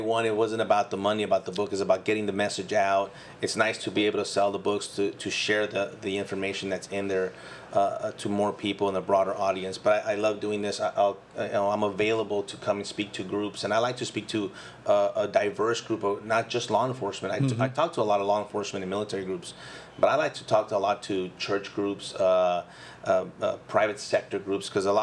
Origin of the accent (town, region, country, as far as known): United States; born or raised there; first language Spanish; English is a second language